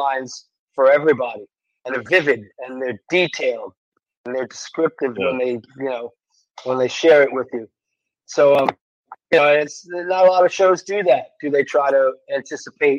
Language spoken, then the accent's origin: English; New York, United States; I'm in New York, it's pretty easy. You know, it's my hometown